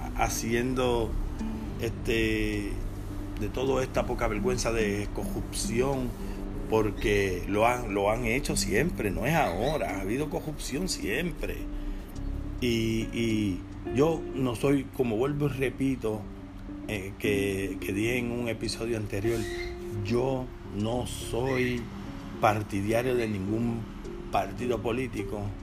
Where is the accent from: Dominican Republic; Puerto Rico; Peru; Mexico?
Puerto Rico; nosotros como puertorriqueños